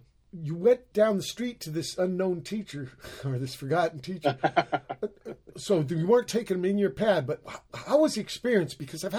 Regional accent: Virginia, United States; I was born in Virginia

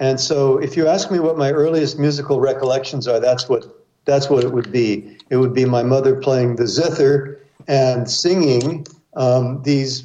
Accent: Laguna Beach, California, United States; now in New York City, United States; I grew up in Southern California, in Laguna Beach

